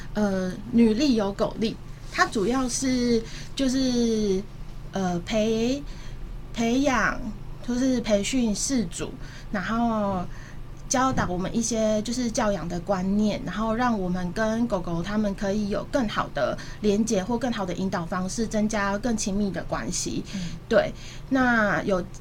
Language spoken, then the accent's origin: Chinese; Taipei, Taiwan; moved away as an adult; also born or lived in Changhua; now in Kaohsiung, Taiwan; 我本身不是高雄人，然后我是在台北出生长大，然后中间有一段求学时间，因为户籍在彰化，所以又回到彰化